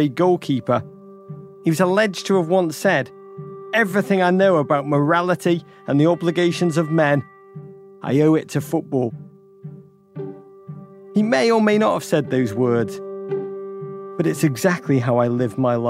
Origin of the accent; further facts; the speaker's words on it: Liverpool, North West England, United Kingdom; I grew up in Liverpool, England